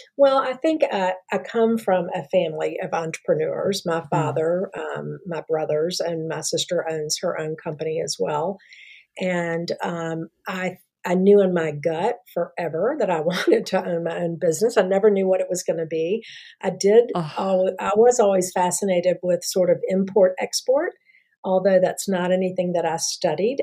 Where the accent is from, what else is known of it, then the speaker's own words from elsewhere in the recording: Memphis, Tennessee, United States; moved away as an adult; also born or lived in Mississippi / Dallas; I'm from Memphis originally